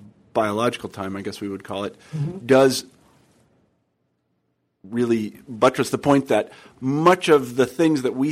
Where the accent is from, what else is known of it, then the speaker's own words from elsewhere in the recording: Midwest, United States; I'm from the Midwest.